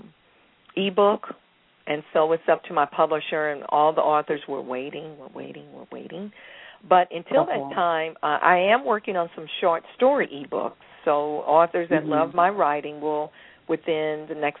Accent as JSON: {"language": "English", "town": "St. Louis", "region": "Missouri", "country": "United States", "tie": "born or raised there", "said": "St. Louis, my hometown"}